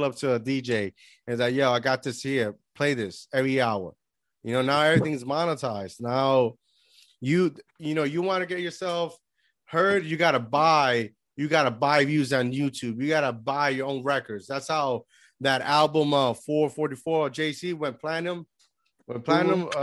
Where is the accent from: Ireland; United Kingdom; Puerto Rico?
Puerto Rico; moved away as an adult; I grew up in Puerto Rico, but I've been living here for almost 10 years, 11 years